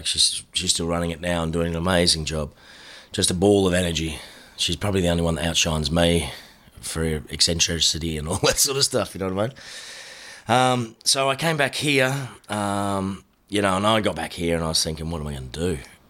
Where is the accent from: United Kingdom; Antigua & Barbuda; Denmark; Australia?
Australia; Noosaville, Queensland; In Noosaville.